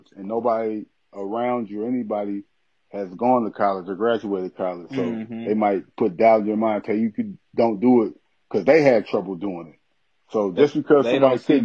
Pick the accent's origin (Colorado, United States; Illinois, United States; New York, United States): Illinois, United States; Aurora; also born or lived in Alton, Illinois; I grew up in outside Chicago in Aurora, Illinois. And that's where I grew up at. I went to grammar school and everything like